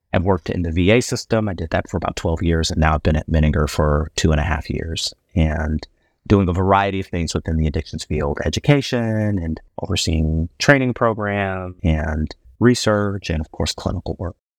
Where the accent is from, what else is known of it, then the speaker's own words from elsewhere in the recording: Chicago, Illinois, United States; moved away as an adult; also born or lived in Ohio; now in Houston, United States; I'm originally from Chicago, Illinois, but I'm a Texan by choice, not by birth.